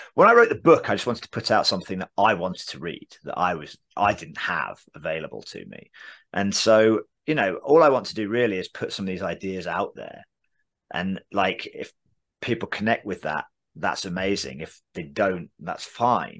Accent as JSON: {"language": "English", "region": "England", "country": "United Kingdom", "accent": "English", "moved": "yes", "lives_now": "United States", "said": "\"Where are you from?\" I would say England"}